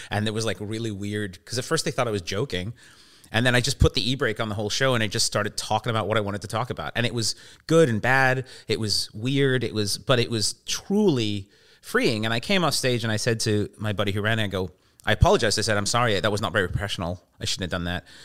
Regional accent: England, United Kingdom; born there; because I was born in England

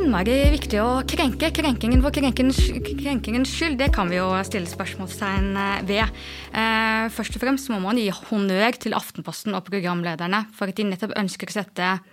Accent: Askim, Østfold, Norway; Jeg er jo fra Indre Østfold, i eh, Askim

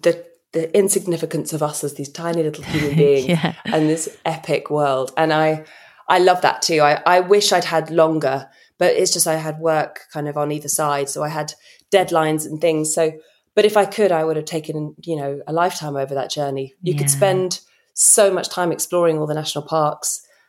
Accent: United Kingdom; I think as a Brit traveling through America

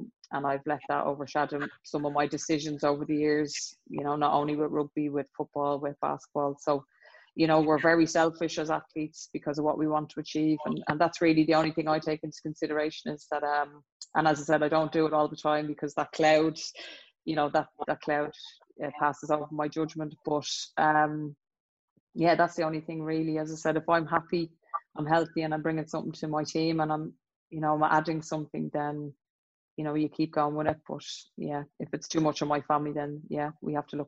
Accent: Leinster, Ireland; that's probably in our DNA as Irish people

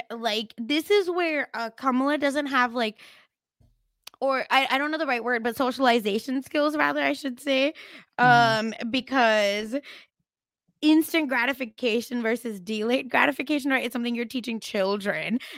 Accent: Mumbai, Maharashtra, India; Like I'm from Mumbai

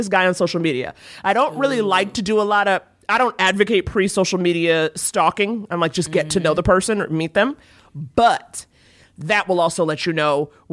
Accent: New York City, New York, United States; I'm from New York, but when I moved back there as an adult

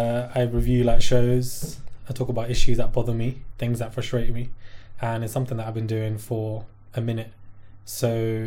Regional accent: Brixton, London, United Kingdom; also born or lived in Streatham; I grew up in Brixton and Streatham. So Streatham is further down in south, born and raised in both areas.

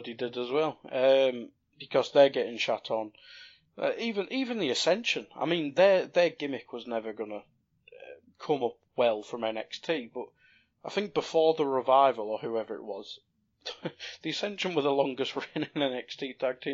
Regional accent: North East England, United Kingdom; we're both British or from the North East. Coming from the North East, we have different comedic tastes

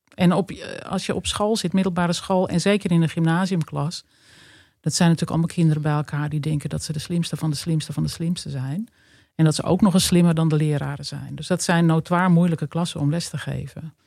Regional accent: Hoorn, North Holland, Netherlands; Ja, ik ben in Horen geboren. Dat is uh, eh, 40 kilometer ten noorden van Amsterdam. Dat ligt in West-Friesland. En ik heb daar op school gezeten. heb daar een hele gelukkige jeugd doorgebracht.

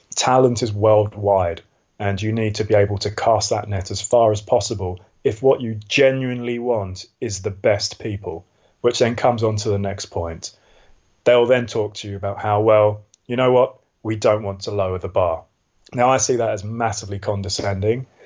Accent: London, United Kingdom; also born or lived in Switzerland; I was born in southeast London in Lewisham. Um, I went to a really, really quite poor secondary school

